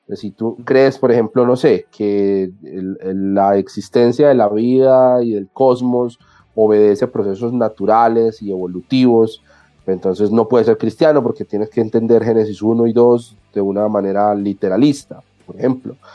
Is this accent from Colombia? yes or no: yes; Colombia; aquí en Colombia